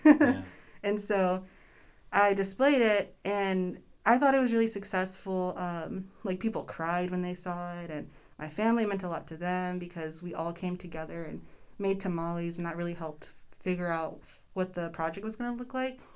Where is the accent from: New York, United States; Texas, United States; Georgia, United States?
Texas, United States; Austin; moved away as an adult; now in Corpus Christi, United States; I grew up in Austin